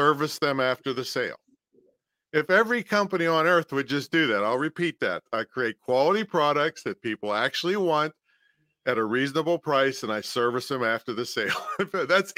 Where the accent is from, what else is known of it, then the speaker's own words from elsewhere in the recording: Virginia Beach, Virginia, United States; I'm from Virginia Beach in the other end of the world